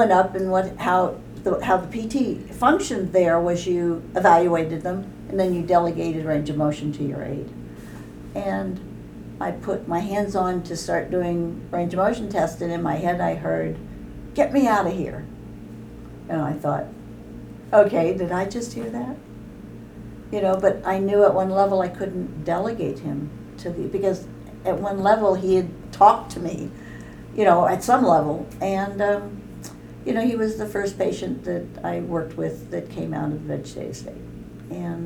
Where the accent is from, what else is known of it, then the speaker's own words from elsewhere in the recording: Bay Area, California, United States; also born or lived in Washington; I was from California, so I grew up in the Bay Area